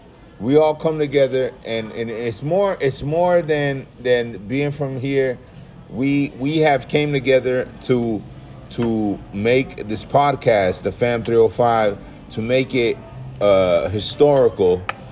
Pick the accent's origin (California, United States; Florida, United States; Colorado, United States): Florida, United States; Miami; moved away; I grew up in the Miami-Dade County public schools with a bunch of black people and Spanish people.